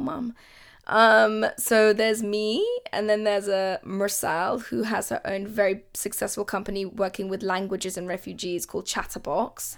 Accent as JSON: {"language": "English", "region": "London", "country": "United Kingdom", "tie": "born or raised there", "also_born_or_lived": "Kabul, Afghanistan", "said": "it's where I'm from but I am a Londoner. I'm British"}